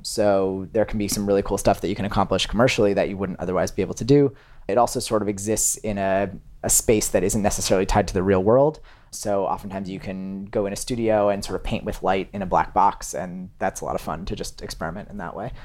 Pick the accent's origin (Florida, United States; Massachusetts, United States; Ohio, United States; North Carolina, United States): Massachusetts, United States; Massachusetts outside of Boston, United States; now in New York, United States; I grew up in Massachusetts outside of Boston